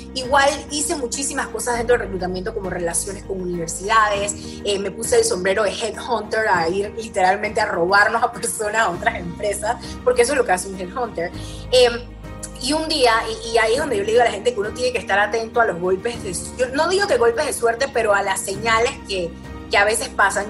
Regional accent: Panama; moved away as an adult; now in Austin, United States; yo vivo en Austin, Texas, eh, pero soy full panameña, 100%.

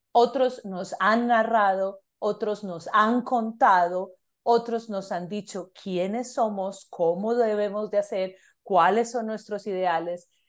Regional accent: Colombia; moved away; que soy colombiana

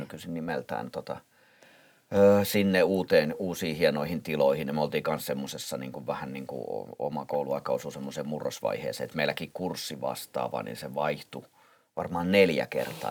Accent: Helsinki, Uusimaa, Finland; Pitäjänmäen lapsia, mistä mä oon kotoisin

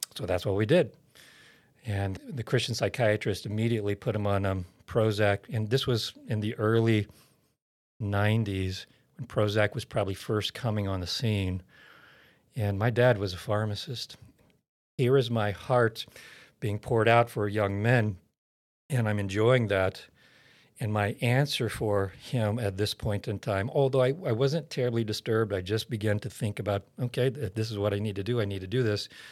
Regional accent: Oklahoma, United States; I was born and raised in Oklahoma

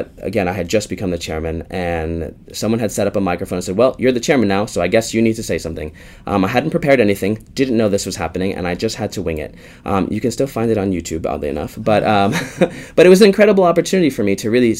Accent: Chicago, Illinois, United States; moved away as an adult; now in London, United Kingdom; my hometown, to Chicago

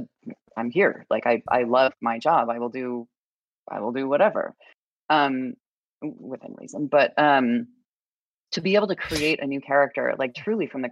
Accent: Idaho, United States; moved away; I grew up in a very red state. I grew up in Idaho.

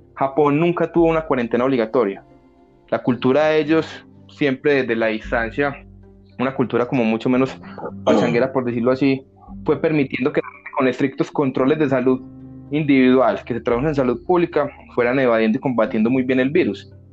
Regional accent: Colombia; acá en Colombia

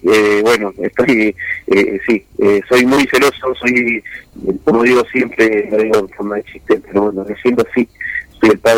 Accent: Argentina; todos nos ponemos la camiseta de la selección argentina y somos todos de hinchas

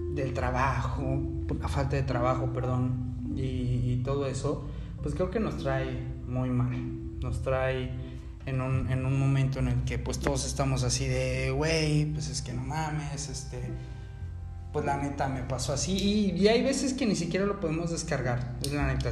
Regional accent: Mexico City, Mexico; now in Cancún, Mexico; Yo soy originario de la Ciudad de México.

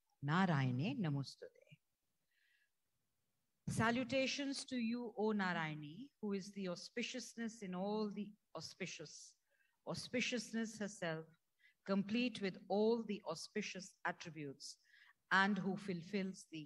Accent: Uttarakhand, India; I come from a family of sharks. We are from Uttarakhand

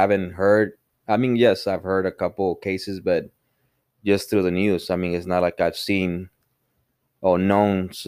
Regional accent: Mexico; now in United States; we're from Mexico

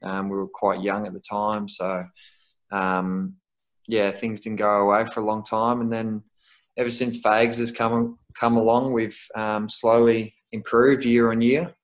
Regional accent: Melbourne, Victoria, Australia; moved away as an adult; now in Brisbane, Australia; I'm from Melbourne originally

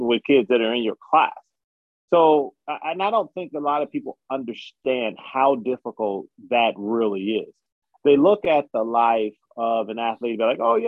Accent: Chicago, Illinois, United States; I'm from Chicago

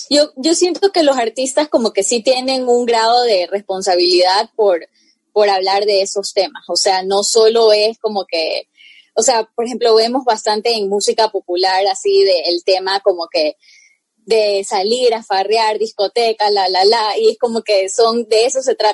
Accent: Guayaquil, Guayas, Ecuador; also born or lived in United States; viví, o sea, mi infancia aparte en Estados Unidos, también viví en Ecuador, eh, yo soy originalmente de Ecuador, entonces así con ese, ese yendo y viniendo, pues manejo los dos idiomas

